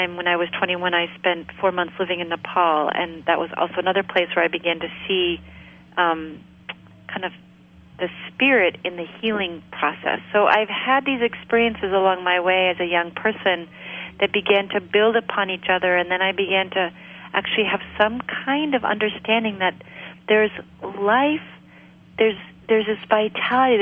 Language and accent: English; Maine, United States; I grew up here in Maine. I grew up in a really rural area